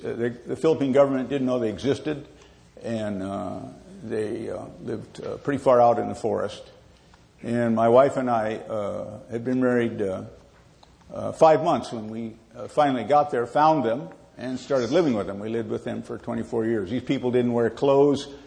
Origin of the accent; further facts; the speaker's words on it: Southern California, United States; We grew up in Southern California